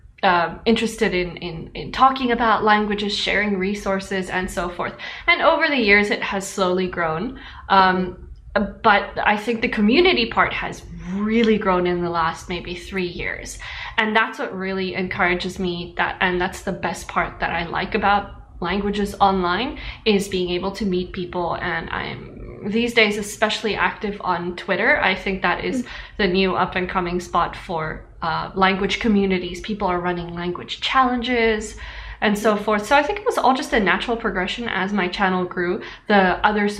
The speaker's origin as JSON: {"language": "English", "country": "South Africa", "tie": "born or raised there", "moved": "yes", "said": "the Zulu spoken in my hometown"}